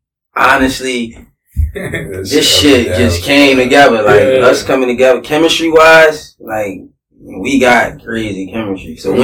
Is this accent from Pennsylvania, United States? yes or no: yes; Philadelphia, Pennsylvania, United States; I'm from Southwest. West Philly.